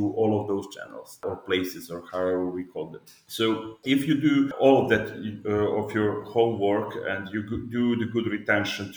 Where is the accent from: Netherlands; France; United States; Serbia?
Serbia; Belgrade; I'm from Belgrade, Serbia